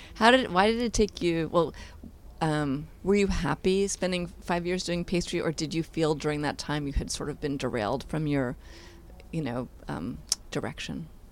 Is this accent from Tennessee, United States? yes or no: no; New York City, New York, United States; I grew up in Manhattan in an apartment